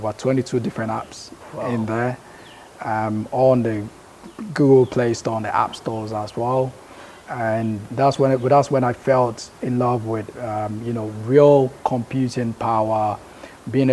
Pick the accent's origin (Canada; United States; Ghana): Ghana; Kumasi, Ashanti; moved away as an adult; also born or lived in Bekwai / United Kingdom; I've lived most of my life in Kumasi